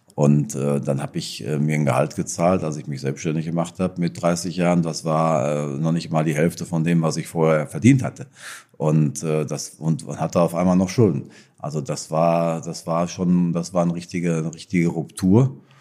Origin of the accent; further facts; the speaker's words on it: Marsberg, North Rhine-Westphalia, Germany; in dem Ort, wo ich herkomme, in Seelendorf, wo ich geboren bin. Äh, Marsberg. Äh, Erlinghausen ist es